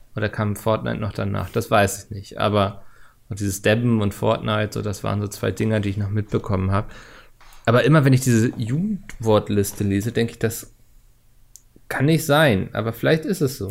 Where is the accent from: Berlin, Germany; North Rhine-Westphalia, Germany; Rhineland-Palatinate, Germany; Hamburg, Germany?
Hamburg, Germany; als Hamburger